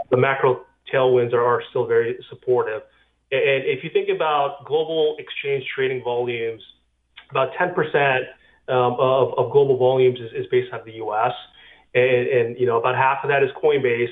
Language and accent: English; California, United States; I grew up in California and uh, I went to Cal as an undergrad